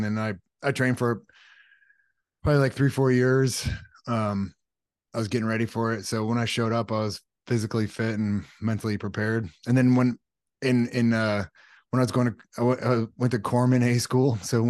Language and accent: English; California, United States; grew up in Southern California and then joined the Navy